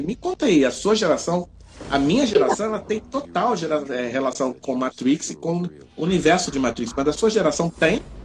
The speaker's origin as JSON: {"language": "Portuguese", "region": "Rio de Janeiro", "country": "Brazil", "accent": "carioca", "said": "nós somos cariocas pelo sotaque"}